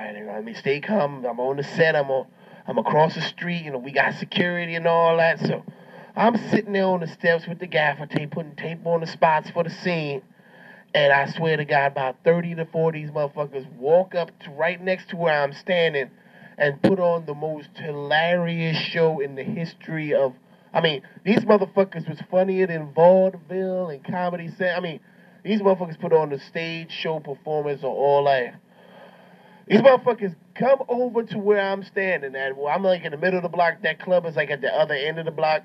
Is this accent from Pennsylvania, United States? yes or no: no; New York, United States; I'm from New York